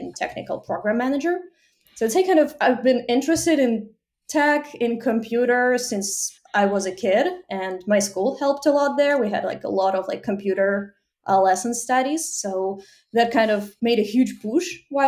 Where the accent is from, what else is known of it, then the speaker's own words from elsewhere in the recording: Ukraine; moved away as an adult; now in United States; I'm originally from Ukraine and now live in US for almost 5 years